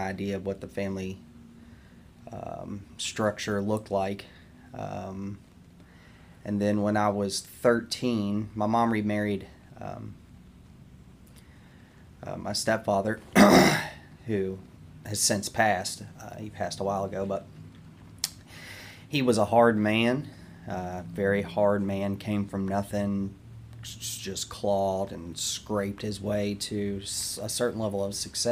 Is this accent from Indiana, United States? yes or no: yes; Greenville, Indiana, United States; moved away as an adult; also born or lived in Georgia / Jeffersonville, Indiana; now in Louisville, United States; I'm originally from Greenville, Indiana